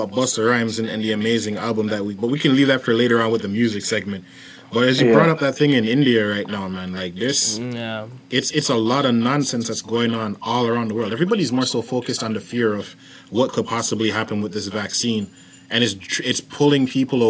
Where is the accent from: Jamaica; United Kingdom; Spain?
Jamaica; I'm Jamaican.